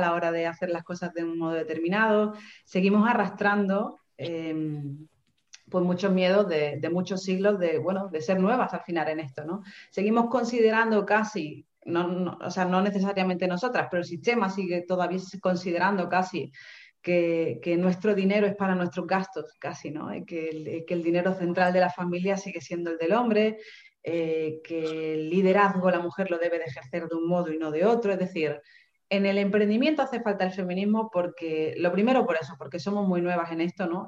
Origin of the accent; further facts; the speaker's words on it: Seville, Andalusia, Spain; moved away as an adult; also born or lived in England; now in Málaga, Spain; yo soy de Sevilla y me vengo a Málaga, que es una ciudad nueva para mí